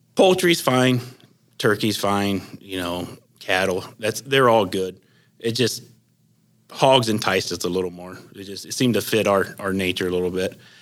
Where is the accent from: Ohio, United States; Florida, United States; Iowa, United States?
Ohio, United States; Leipsic; I'm from Lipsick, Ohio, small town in northwestern Ohio here